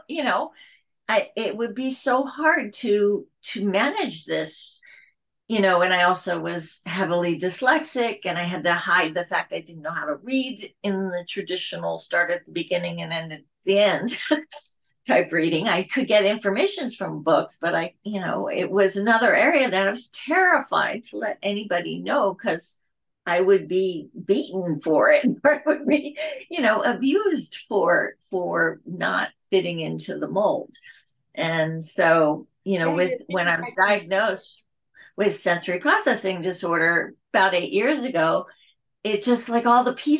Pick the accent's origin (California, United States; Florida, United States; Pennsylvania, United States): Pennsylvania, United States; I grew up in Pennsylvania.